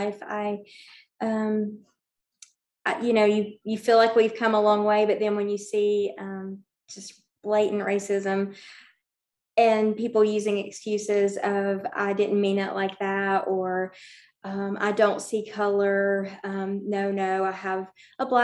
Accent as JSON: {"language": "English", "town": "Bristol", "region": "Tennessee", "country": "United States", "tie": "born or raised there", "moved": "as an adult", "lives_now": "Johnson City, United States", "said": "I grew up in Bristol, Tennessee"}